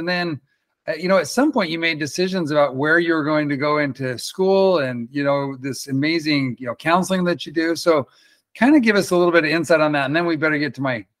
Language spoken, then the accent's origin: English; New York City, New York, United States; I grew up in the Bronx and I didn't have any support. And then I moved out of town